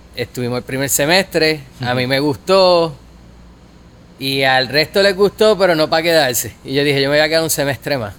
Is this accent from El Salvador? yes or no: no; Guayanilla, Puerto Rico; also born or lived in Yauco, Puerto Rico / Ponce, Puerto Rico / Mayagüez, Puerto Rico / Denver, Colorado; Cuando yo nací vivíamos en Guayanilla. Como todo el mundo de esa área, pues nacimos en un hospital de Ponce y después te llevan para tu casa.